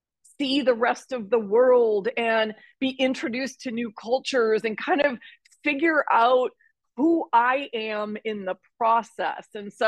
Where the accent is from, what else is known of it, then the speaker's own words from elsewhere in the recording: Minneapolis, Minnesota, United States; also born or lived in Ohio; I grew up in Minneapolis, Minnesota. I was born in Ohio. So I'd consider myself sort of born and raised as a Midwestern girl